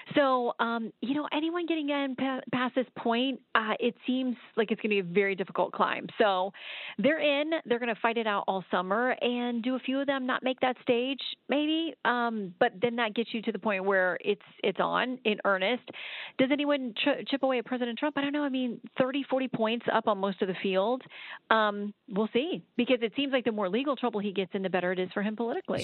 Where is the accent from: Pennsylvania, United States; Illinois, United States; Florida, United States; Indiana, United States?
Florida, United States; I grew up in Florida